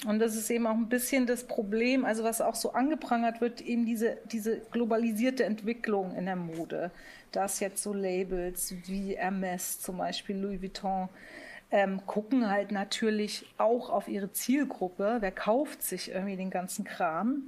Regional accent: Munich, Bavaria, Germany; Ich bin ja in München äh, geboren worden ne? und aufgewachsen

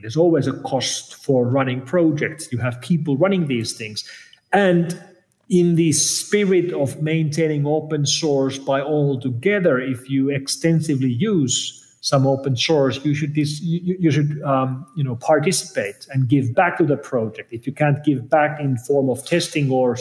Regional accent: Finland; I'm coming from Finland, which is where Linus Torvalds of Linux fame is from

